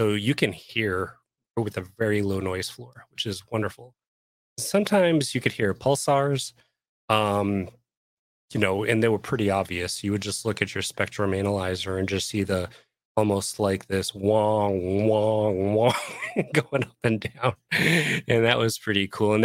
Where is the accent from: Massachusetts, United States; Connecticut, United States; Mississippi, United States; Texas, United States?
Massachusetts, United States; Boston; I grew up in Boston